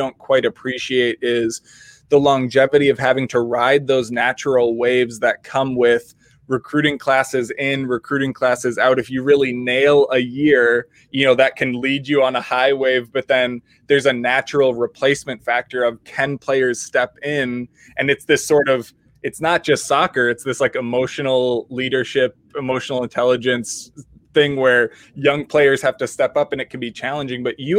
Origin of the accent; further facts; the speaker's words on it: Minnesota, United States; if you're stuck in the Midwest as a Minnesotan